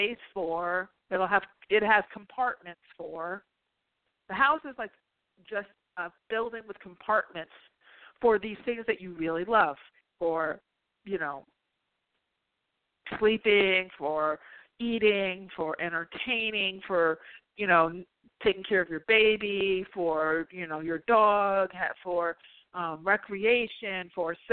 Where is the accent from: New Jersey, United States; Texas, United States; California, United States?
New Jersey, United States; I'm from Jersey